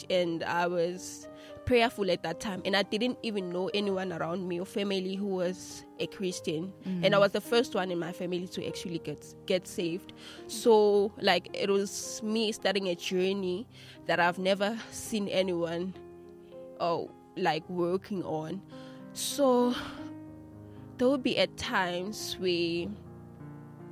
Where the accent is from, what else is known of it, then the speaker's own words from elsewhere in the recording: Mpumalanga, South Africa; I grew up in Matulu